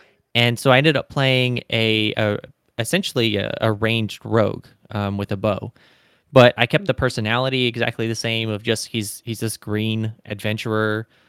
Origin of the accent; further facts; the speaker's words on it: Deep South, United States; I was kind of born in the Deep South states, and I was raised in the Deep South states.